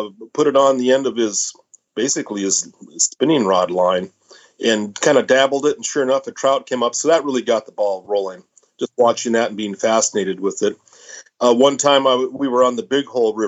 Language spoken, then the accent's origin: English; Idaho, United States; we're pretty much from Idaho, or at least I am. I was born in Idaho